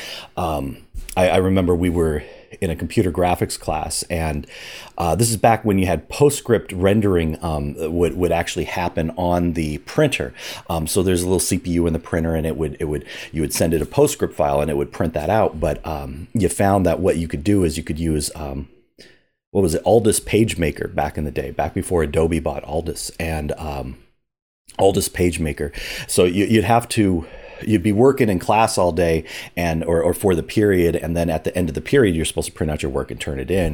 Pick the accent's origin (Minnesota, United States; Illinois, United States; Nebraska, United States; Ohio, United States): Nebraska, United States; Omaha; grew up in Omaha, Nebraska